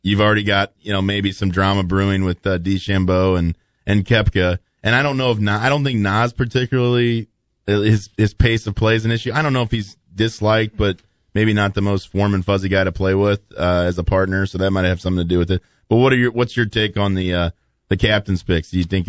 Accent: Belleville, Illinois, United States; I grew up in Belleville, down not far from where Stonewolf is.

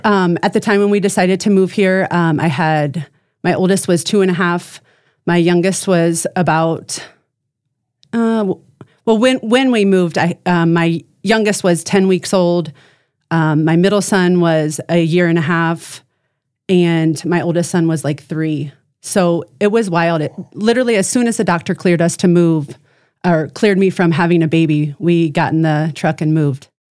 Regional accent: Ohio, United States; moved away as an adult; also born or lived in Chicago, Illinois; now in Brandon, South Dakota, United States; I was born and raised in Ohio.

